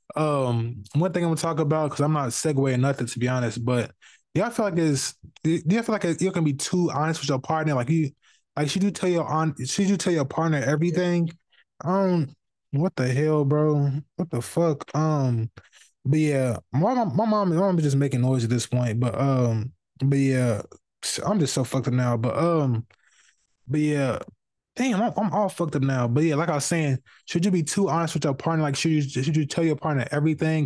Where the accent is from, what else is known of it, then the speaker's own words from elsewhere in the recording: Indianapolis, Indiana, United States; I'm from the West Side of Indianapolis.